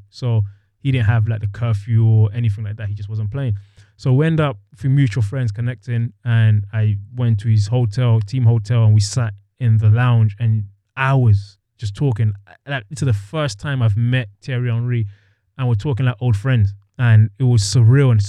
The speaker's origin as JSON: {"language": "English", "region": "England", "country": "United Kingdom", "tie": "born or raised there", "said": "I grew up in England where he's like the king of England."}